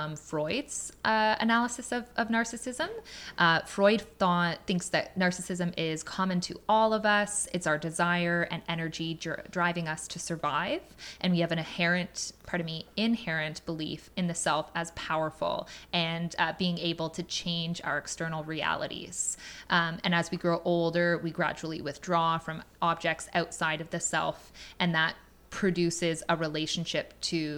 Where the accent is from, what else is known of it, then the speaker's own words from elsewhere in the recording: Canada; we're in Canada